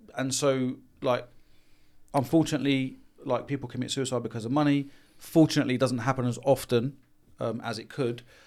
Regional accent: London, United Kingdom; being born and raised in London and Haringey

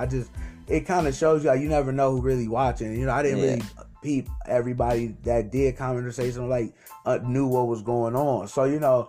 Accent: Waukegan, Illinois, United States; I'm from Waukegan

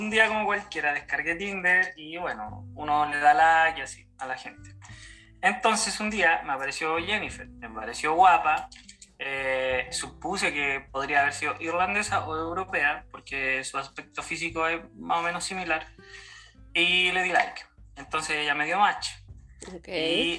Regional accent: Santiago, Santiago Metropolitan Region, Chile; moved away as an adult; eh, vengo de Chile, eh, de la capital de, de, Chile, Santiago de Chile.

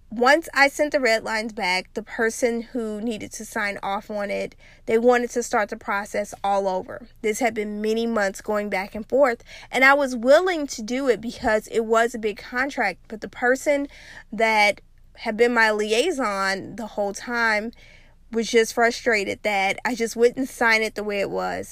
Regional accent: South Louisiana, United States; when I was growing up in South Louisiana

